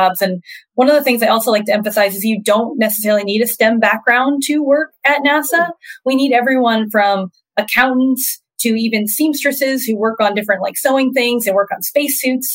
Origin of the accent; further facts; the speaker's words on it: Florida, United States; growing up in Florida, you could step out in your front yard and see rockets taking off